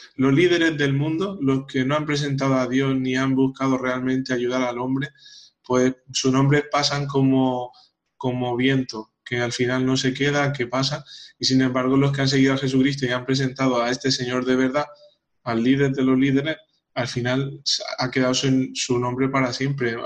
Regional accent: Paraguay; soy paraguayo

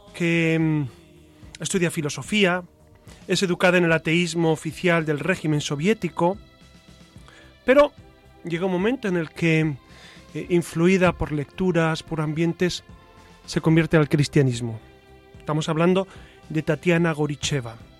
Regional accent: Burgos, Castile and León, Spain; also born or lived in Quintana Roo, Mexico; yo soy de Burgos

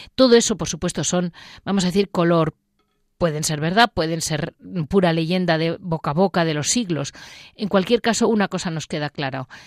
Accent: Madrid, Community of Madrid, Spain; como madrileña

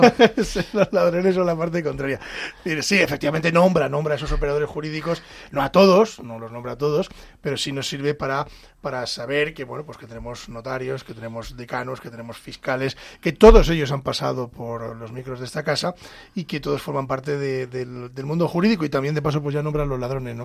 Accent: Pedro Bernardo, Castile and León, Spain; yo que soy de pueblo, eh, y en mi pueblo hay juez de paz, en Pedro Bernardo hay juez de paz

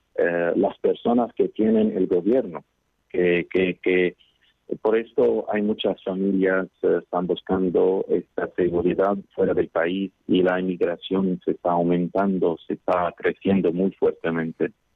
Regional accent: Qobayat, Akkar, Lebanon; Os hablo desde Líbano, desde mi pueblo que se llama Kobayat en el norte del país

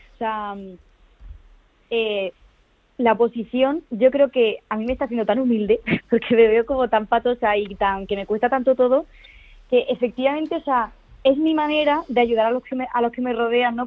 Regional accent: Granada, Andalusia, Spain; moved away as an adult; also born or lived in Madrid; me mudé a Granada, porque yo soy de aquí

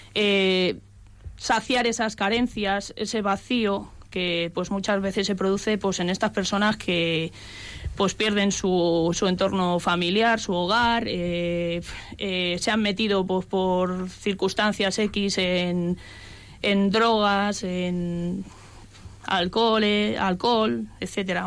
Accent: Cercedilla, Community of Madrid, Spain; me eduqué en un colegio religioso, las Escolapias, en mi pueblo, Cercedilla

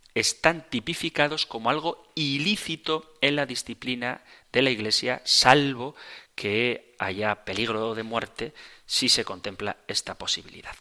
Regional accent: Spain; yo que soy español

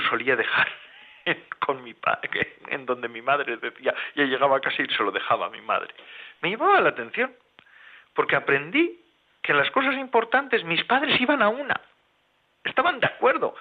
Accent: Basque Country, Spain; los bosques del País Vasco, de donde soy yo

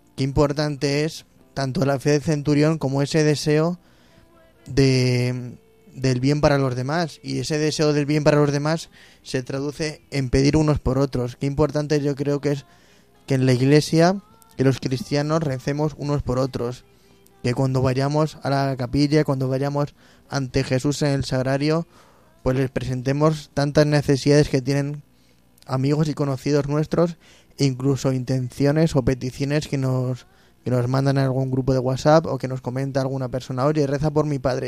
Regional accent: Móstoles, Community of Madrid, Spain; moved away; mi tierra Móstoles

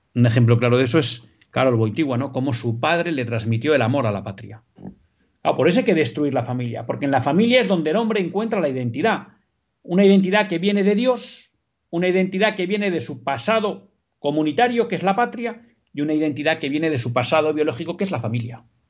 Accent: Basque Country, Spain; yo también soy vasco como usted, aunque no nacionalista

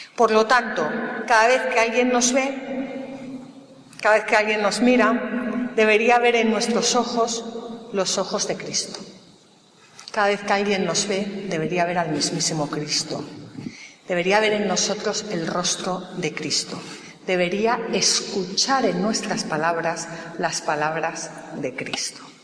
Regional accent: Galicia, Spain; now in Madrid, Spain; soy gallega

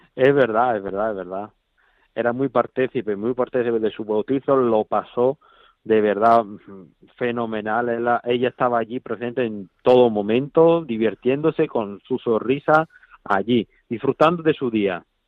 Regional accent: Italy; Spanish is a second language; now in Spain; yo que soy italiano

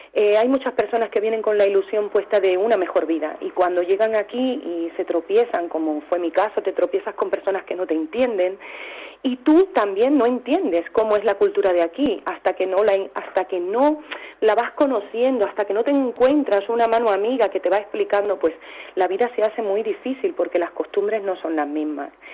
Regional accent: Cuba; now in Albacete, Spain; soy cubana

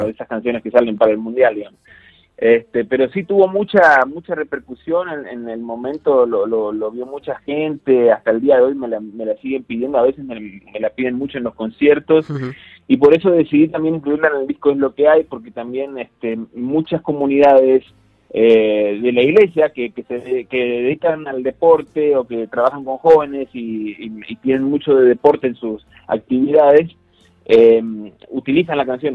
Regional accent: Argentina; now in Guadalajara, Mexico; tres de los integrantes de Laudato somos argentinos

